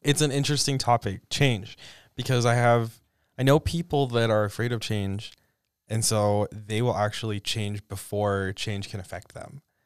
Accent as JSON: {"language": "English", "town": "Mud Lake", "region": "Idaho", "country": "United States", "said": "I am from Mud Lake, Idaho"}